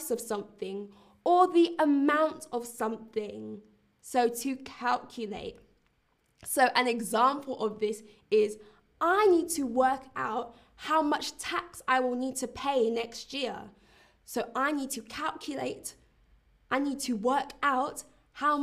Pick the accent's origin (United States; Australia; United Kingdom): United Kingdom; London; I'm also from London, but I'm currently in Berlin.